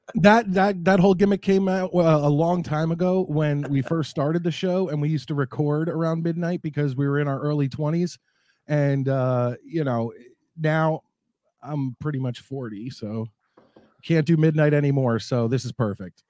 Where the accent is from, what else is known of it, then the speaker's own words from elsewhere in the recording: New Jersey, United States; moved away as an adult; also born or lived in Philadelphia; now in Connecticut, United States; I am, uh, Marks County, New Jersey. That's where I grew up, right outside of New York City